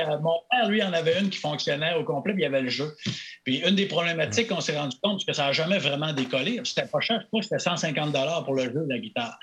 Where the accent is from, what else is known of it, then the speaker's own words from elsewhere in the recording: Chicoutimi, Quebec, Canada; accent: Saguenay; moved away as an adult; j'ai un accent du Saguenay, j'ai Chicoutimi.